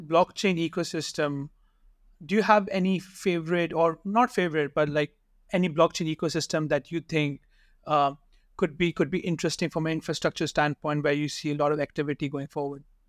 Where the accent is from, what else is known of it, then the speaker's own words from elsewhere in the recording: Pakistan; I'm from Pakistan